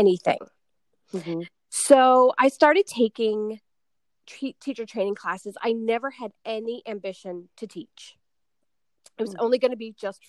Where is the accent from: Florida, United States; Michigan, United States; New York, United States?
New York, United States; I'm from New York